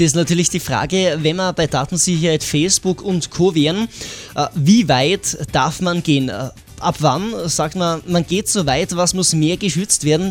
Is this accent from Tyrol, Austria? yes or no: yes; Tyrol, Austria; Bei uns in Tirol